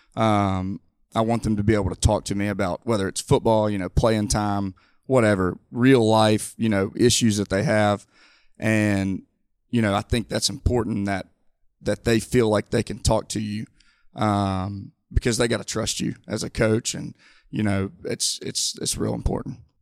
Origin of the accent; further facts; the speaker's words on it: Mobile, Alabama, United States; I'm born and raised in Mobile